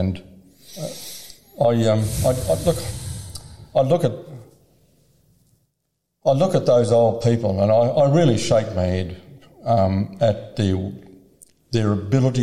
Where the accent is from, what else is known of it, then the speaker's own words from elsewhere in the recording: Victoria, Australia; I'm from Victoria